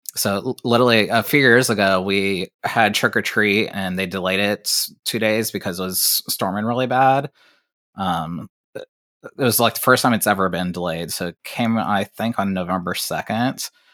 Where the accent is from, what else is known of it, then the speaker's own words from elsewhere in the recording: Ohio, United States; I'm from Ohio